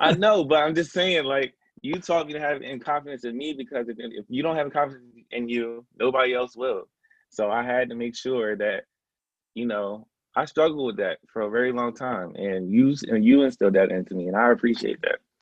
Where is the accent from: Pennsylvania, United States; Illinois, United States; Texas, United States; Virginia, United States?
Pennsylvania, United States; Philadelphia; also born or lived in Atlanta, Georgia; I grew up in the Germantown se- um, section of Philadelphia. Um, I was actually born in East Atlanta